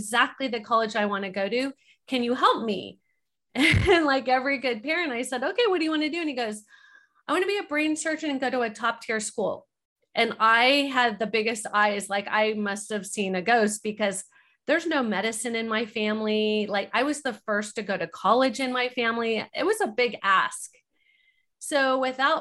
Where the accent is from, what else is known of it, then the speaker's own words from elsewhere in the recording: Orange County, California, United States; I grew up in Orange County, California, five generations